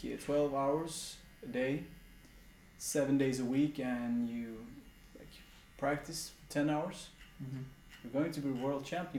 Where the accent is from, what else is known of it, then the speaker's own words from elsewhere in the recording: Sweden; me and …, we're from Sweden.